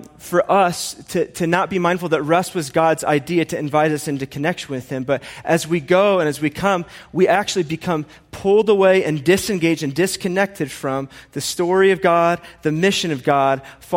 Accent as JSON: {"language": "English", "region": "Indiana", "country": "United States", "moved": "yes", "lives_now": "Colorado, United States", "said": "I'm from Indiana and I live here"}